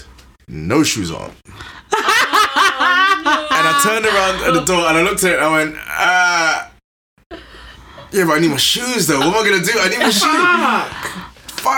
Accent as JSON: {"language": "English", "region": "London", "country": "United Kingdom", "said": "I'm from East London, old school, like hard living"}